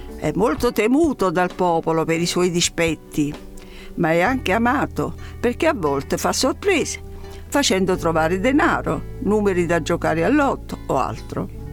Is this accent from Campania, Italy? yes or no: yes; Naples, Campania, Italy; sono napoletana